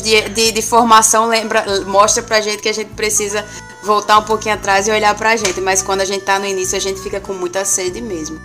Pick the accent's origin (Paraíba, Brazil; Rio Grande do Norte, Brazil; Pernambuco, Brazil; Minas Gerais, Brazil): Rio Grande do Norte, Brazil; Natal; now in Aracaju, Brazil; eu sou natalense, mas moro aqui em Aracaju